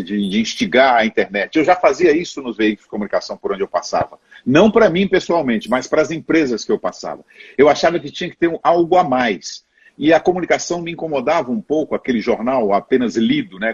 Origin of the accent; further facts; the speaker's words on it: Belo Horizonte, Minas Gerais, Brazil; moved away as an adult; also born or lived in Montes Claros, Brazil / Rio de Janeiro, Brazil / Brasília, Brazil / São Paulo, Brazil; now in Boca Raton, United States; Sou, sou do norte de Minas. Eu nasci lá no norte de Minas e fui muito cedo viver em Belo Horizonte